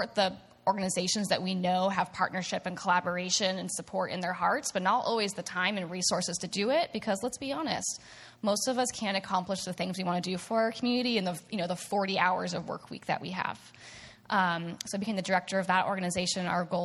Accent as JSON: {"language": "English", "area": "Snohomish County", "region": "Washington", "country": "United States", "tie": "born or raised there", "also_born_or_lived": "Edmonds", "said": "I grew up in this in Snohomish County"}